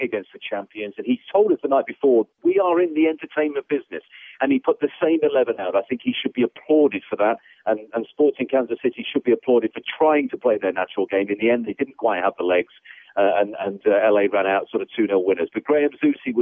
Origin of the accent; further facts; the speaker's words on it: the Midlands of England, United Kingdom; moved away as an adult; now in United States; I grew up in the Midlands of England watching a highlights program on ITV called Star Soccer.